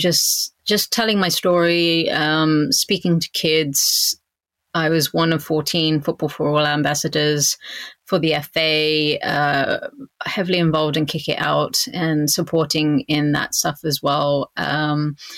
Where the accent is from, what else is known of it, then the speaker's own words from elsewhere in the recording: Southampton, South East England, United Kingdom; moved away as an adult; also born or lived in United States / Canada; my hometown of Southampton